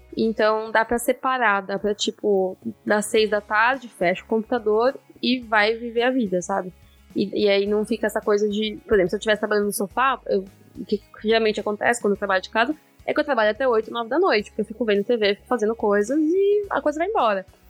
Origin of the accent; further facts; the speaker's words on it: Brazil; now in Netherlands; como um bom brasileiro